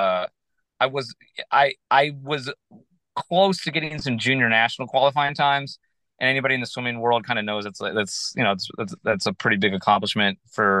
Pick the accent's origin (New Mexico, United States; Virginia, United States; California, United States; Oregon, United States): Virginia, United States; moved away; also born or lived in Michigan; I was born in Michigan and I went to school there my freshman year, but I really grew up in Virginia. So I kind of feel more like a Virginia boy.